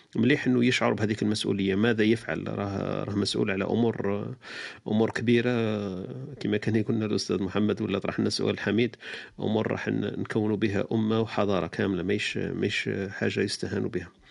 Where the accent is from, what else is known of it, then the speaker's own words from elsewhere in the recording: Algeria; احنا كجزائريين